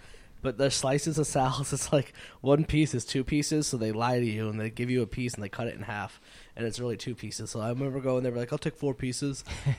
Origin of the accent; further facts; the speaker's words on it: Connecticut, United States; now in Providence, United States; I grew up in Connecticut.